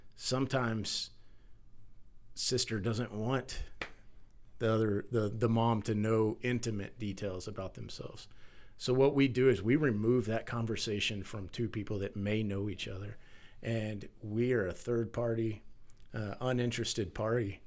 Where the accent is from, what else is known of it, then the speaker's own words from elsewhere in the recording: Texas, United States; as a firefighter, as a father, as a man, as a Texan